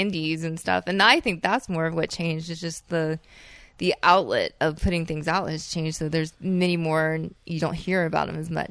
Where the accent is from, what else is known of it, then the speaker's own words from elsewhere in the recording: South Carolina, United States; I'm from South Carolina